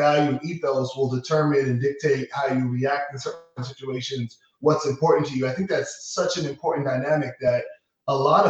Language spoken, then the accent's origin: English; New York, United States; having one Latin parent and one West Indian parent, and growing up in New York